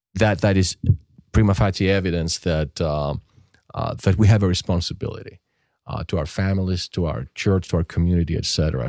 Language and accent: English; Greece; now in United States; growing up in Europe or, um, in Greece to be specific